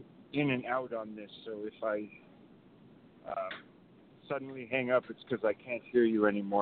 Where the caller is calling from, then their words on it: San Francisco, California, United States; I'm calling from the Pete's Coffee in the San Francisco Ferry Building.